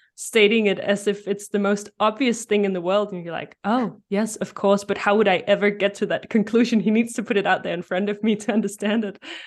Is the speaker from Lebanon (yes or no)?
no; Denmark; English is a second language; I'm from Denmark